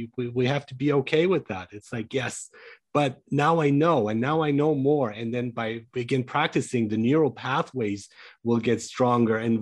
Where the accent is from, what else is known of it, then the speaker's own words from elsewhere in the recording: Germany; moved away; So I grew up in Germany